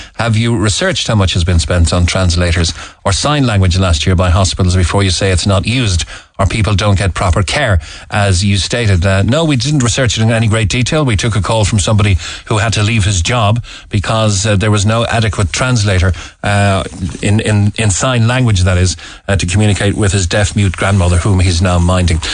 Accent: Cork, Munster, Ireland; we are from Cork

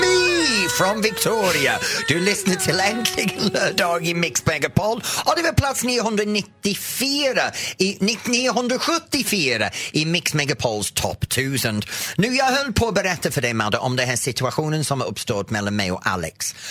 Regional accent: the north of England, United Kingdom; Swedish is a second language; now in Sweden; Jag kommer från norra England.

